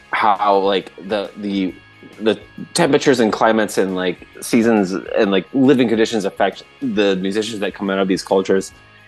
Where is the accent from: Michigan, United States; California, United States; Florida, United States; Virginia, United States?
Michigan, United States; Well, I'm a bit from Michigan, yeah.